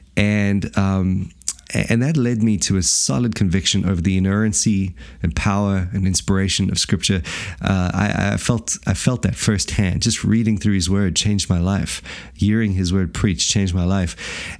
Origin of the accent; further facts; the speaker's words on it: South Africa; moved away as an adult; now in Wellington, New Zealand; I came from a loving family, obviously born and raised in South Africa